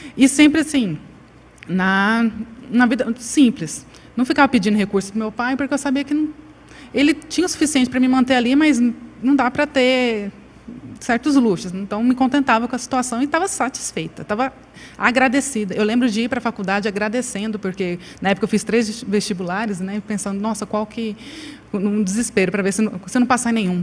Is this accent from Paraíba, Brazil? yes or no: yes; Paraíba, Brazil; Eu sou paraibana